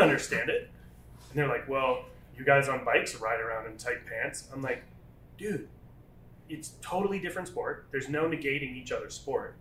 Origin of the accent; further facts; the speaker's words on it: Rhode Island, United States; moved away; I was actually from Rhode Island